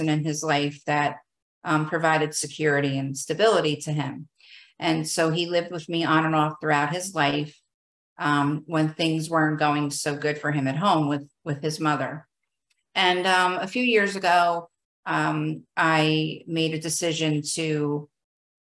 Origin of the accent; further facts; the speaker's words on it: New Jersey, United States; I am from New Jersey.